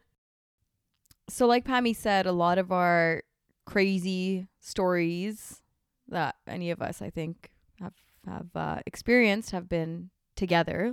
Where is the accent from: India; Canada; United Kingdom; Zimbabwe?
Canada; we're here from Canada